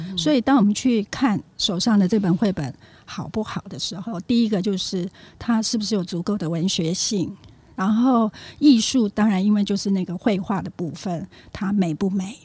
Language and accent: Chinese; Taiwan; also born or lived in Japan; 我是在台湾长大，然后大学毕业以后我就到日本去留学